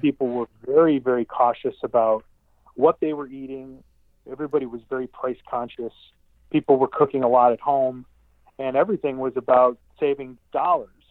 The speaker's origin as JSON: {"language": "English", "town": "Westchester", "region": "Illinois", "country": "United States", "tie": "born or raised there", "said": "I grew up in Westchester, Illinois"}